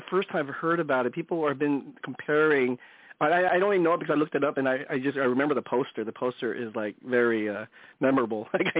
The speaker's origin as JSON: {"language": "English", "town": "Daly City", "region": "California", "country": "United States", "tie": "born or raised there", "moved": "yes", "lives_now": "Los Angeles, United States", "said": "We shot it in my hometown and make sure that it was actually really authentically Daly City."}